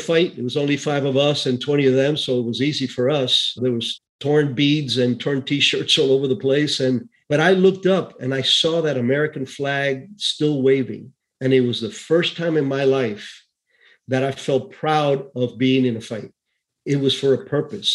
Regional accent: Cuba; moved away; I was born in Cuba, 1951. So I saw the whole Castro Revolution evolve. My town was in the center of the country near the Escambray Mountains

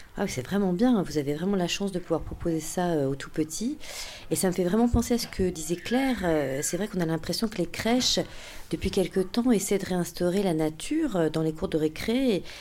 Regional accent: Auvergne-Rhône-Alpes, France; moved away; je suis originaire d'Auvergne

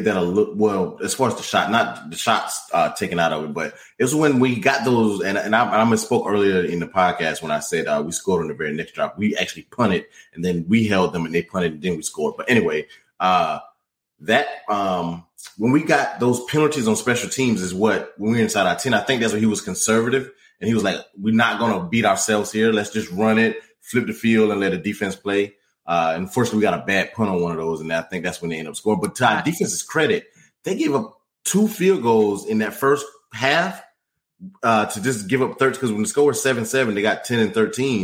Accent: United States; I'm from Carolina

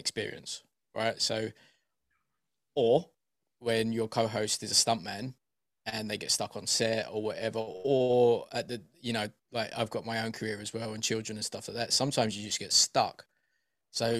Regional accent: Essex, East of England, United Kingdom; also born or lived in East London; now in London, United Kingdom; I'm from Deep Essex, and then moved to East London

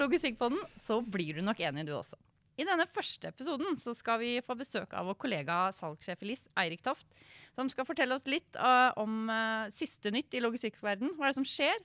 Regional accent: Indre Østfold, Norway; jeg er en Sivøk fra Indre Østfold

